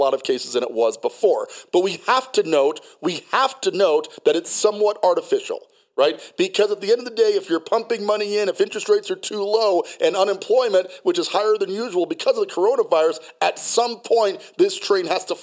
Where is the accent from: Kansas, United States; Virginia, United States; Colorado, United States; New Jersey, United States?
Colorado, United States; Colorado Springs; also born or lived in Hawaii; Colorado Springs, Colorado, okay, because that's where I grew up. I went to Liberty High School, class of 1995. We moved there from Hawaii when I was just a kid, third grade through 12th grade.